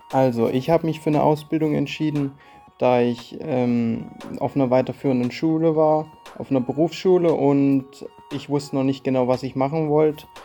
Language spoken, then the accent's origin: German; Haslach, Baden-Württemberg, Germany; Ich komme aus Haslach